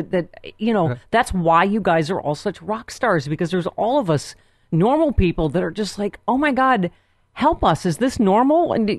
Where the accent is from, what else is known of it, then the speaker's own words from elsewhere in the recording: Buffalo, New York, United States; I'm from Buffalo